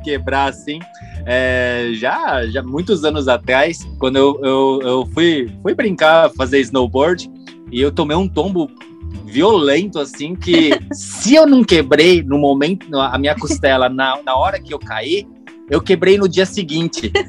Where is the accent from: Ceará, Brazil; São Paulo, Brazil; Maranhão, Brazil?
São Paulo, Brazil; moved away; a gente é de São Paulo